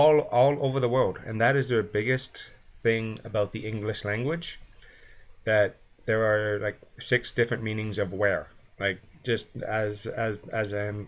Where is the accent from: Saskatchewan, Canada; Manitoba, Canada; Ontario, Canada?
Ontario, Canada; London; am from London, and whenever I tell anyone I'm from London, they think England. So I'm from London, Ontario, Canada, which is actually, it's a pretty decent sized city, about 300,000.